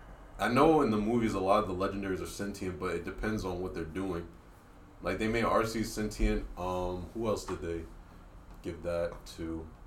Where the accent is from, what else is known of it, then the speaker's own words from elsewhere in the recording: Jersey City, New Jersey, United States; Brian, you and I grew up in Jersey City, right?